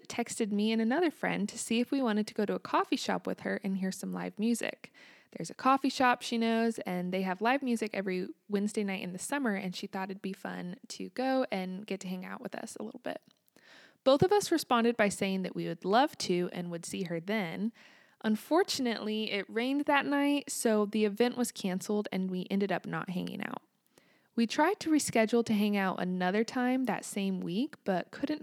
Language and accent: English; United States; also born or lived in Kansas